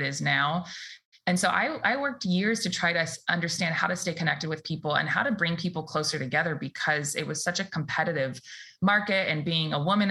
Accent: the Bay Area, California, United States; I born and raised here in the Bay

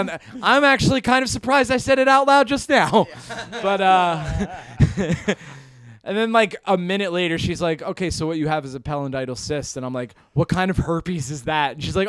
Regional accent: Hudson Valley, New York, United States; I'm from the Hudson Valley, New York

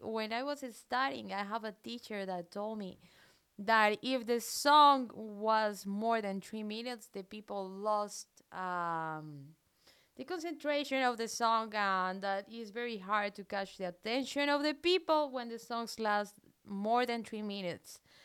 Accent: Colombia; English is a second language; moved away as an adult; also born or lived in south of France; now in France; I'm from Colombia, but I have a very weird accent

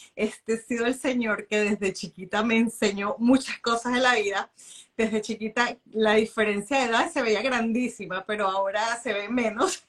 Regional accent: Venezuela

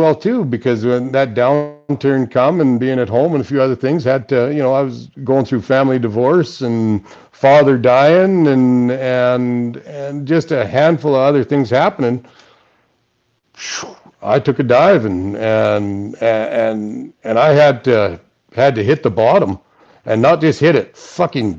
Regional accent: Saskatchewan, Canada; I'm from Saskatchewan? I drive fucking combines.

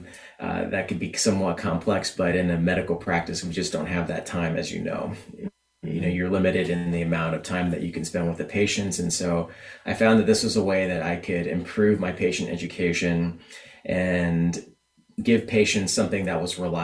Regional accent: California, United States; moved away as an adult; also born or lived in Ireland / Tennessee / New York City; I'm originally from California and always wanted to come back home and be closer to family

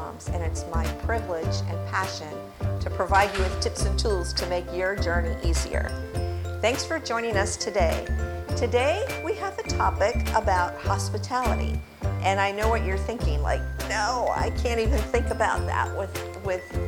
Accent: Cape Cod, Massachusetts, United States; moved away as an adult; also born or lived in Florida; growing up on Cape Cod

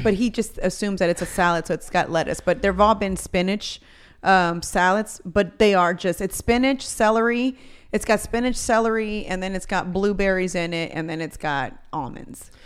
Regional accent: Houston, Texas, United States; also born or lived in College Station, Texas; I came back from Texas A and M, so I had just moved back to Houston

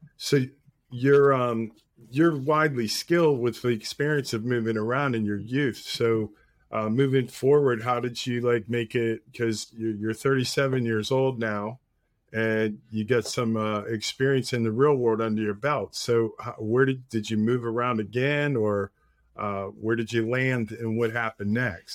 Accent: Pittsburgh, Pennsylvania, United States; Being from Pittsburgh

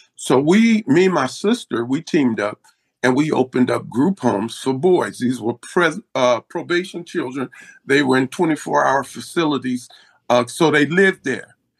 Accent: Compton, California, United States; also born or lived in Los Angeles / Willowbrook; I grew up in the city of uh, Los Angeles, Willowbrook, and Compton.

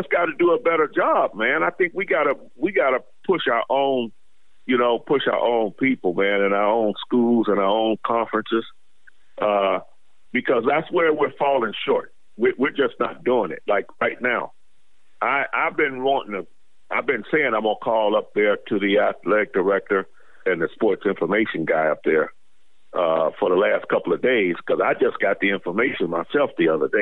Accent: Hubbard, Ohio, United States; moved away; I'm from Youngstown, Ohio area, Hubbard, Ohio

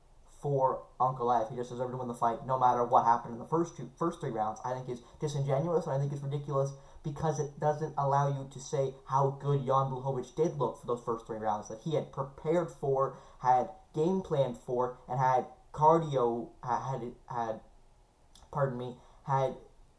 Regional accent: Canada; as a Canadian

